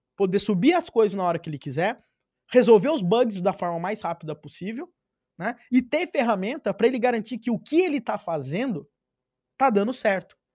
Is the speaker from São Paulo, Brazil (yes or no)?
yes; Pirapora do Bom Jesus, São Paulo, Brazil; nasci numa cidade de 15 mil habitantes